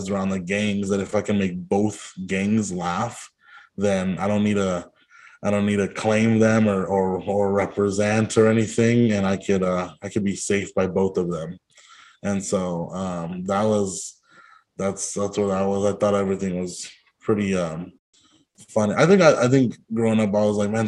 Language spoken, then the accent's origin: English; Hanford, California, United States; moved away as an adult; also born or lived in Eureka, California / Santa Cruz, California; I grew up in Hanford near Fresno